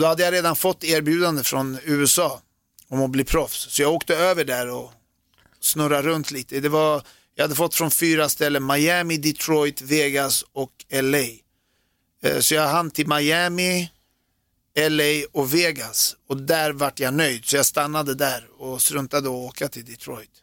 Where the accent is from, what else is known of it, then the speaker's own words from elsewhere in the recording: Sweden; moved away as an adult; also born or lived in United States / Germany; jag är född i Sverige